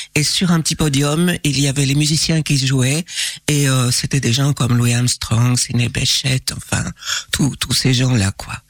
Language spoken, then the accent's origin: French; Liège, Wallonia, Belgium; je suis née à Liège, euh, d'une maman liégeoise et euh, d'un papa ardennais des Ardennes profondes